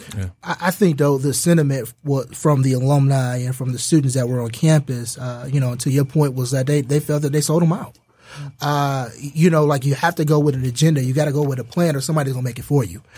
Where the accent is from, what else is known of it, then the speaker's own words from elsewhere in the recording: Detroit, Michigan, United States; I'm from Detroit